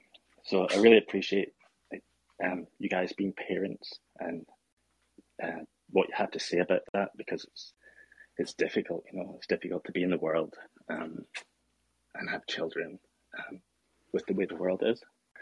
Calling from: Edinburgh, Scotland, United Kingdom; I'm calling from Edinburgh, Scotland.

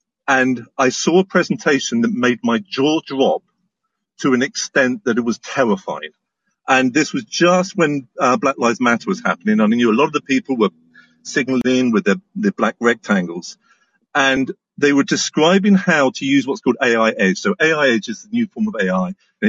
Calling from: Cornwall, South West England, United Kingdom; I'm calling you from Cornwall, UK.

